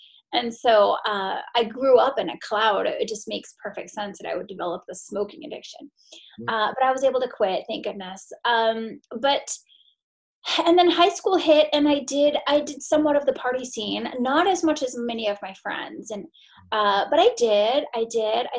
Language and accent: English; Maine, United States; I grew up in Maine